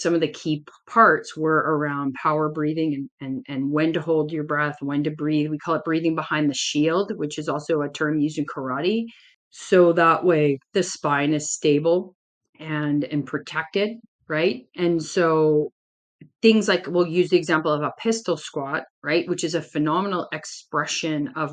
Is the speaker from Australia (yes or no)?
no; Canada; I'm Canadian